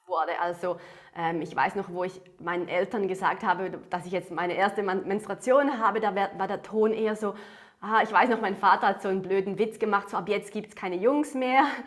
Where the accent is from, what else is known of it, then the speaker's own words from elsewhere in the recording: Switzerland; accent: Swiss; wie man es an meinem Akzent hört, ähm, komme ich aus der Schweiz